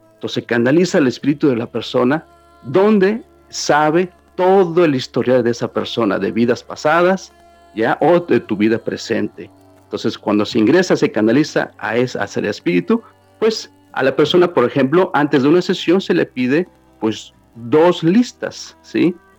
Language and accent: Spanish; Mexico City, Mexico; now in New York, United States; Soy originalmente de la Ciudad de México e inmigré este, muy joven para acá, para Nueva York.